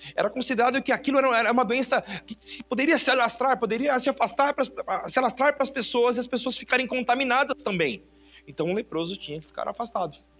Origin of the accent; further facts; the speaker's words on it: Brazil; Eu sou brasileiro